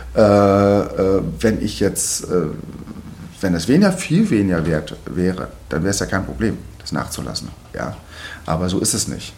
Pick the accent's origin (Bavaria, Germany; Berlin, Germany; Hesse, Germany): Berlin, Germany; als Berliner